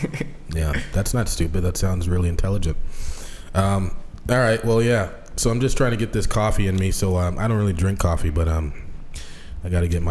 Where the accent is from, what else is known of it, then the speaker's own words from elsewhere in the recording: Seattle, Washington, United States; I'm from Seattle.